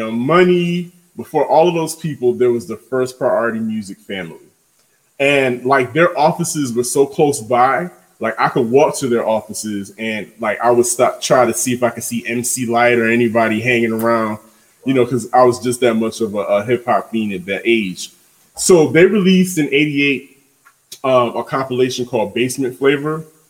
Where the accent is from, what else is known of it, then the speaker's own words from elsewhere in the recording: New York City, New York, United States; growing up in Brooklyn